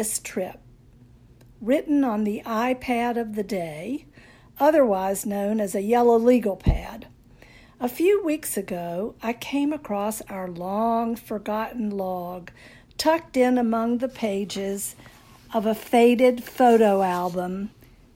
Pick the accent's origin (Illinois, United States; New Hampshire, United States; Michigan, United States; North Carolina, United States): North Carolina, United States; now in Miami, United States; I'm a Southern girl, born and raised in North Carolina